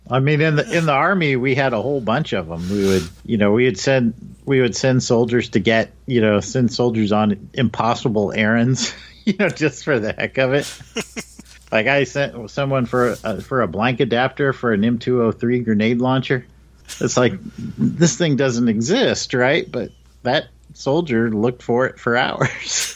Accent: Indiana, United States; moved away; I'm from the Midwest, uh, Indiana right. originally

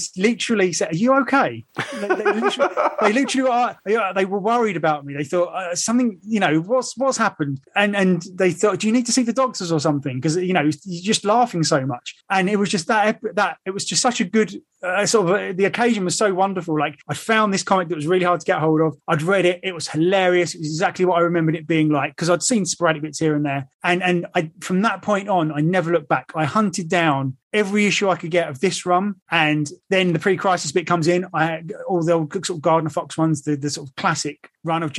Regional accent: England, United Kingdom; now in London, United Kingdom; as you can tell from my accent, I am from England

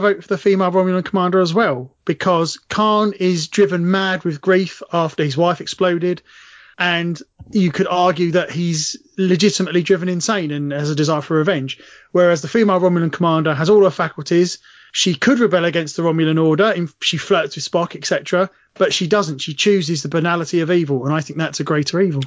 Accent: England, United Kingdom; I'm English

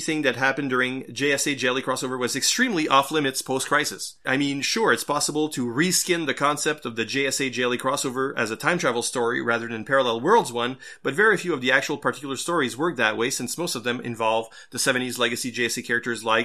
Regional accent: Canada; since we're Canadian

